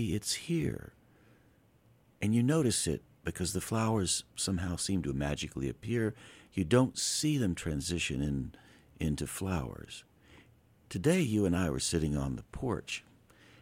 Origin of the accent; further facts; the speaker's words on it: Asheville, North Carolina, United States; also born or lived in Taos, New Mexico; I am from Asheville.